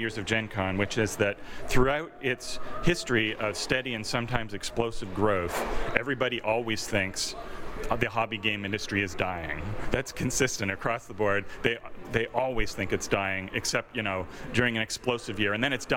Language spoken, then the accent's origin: English; Toronto, Ontario, Canada; my hometown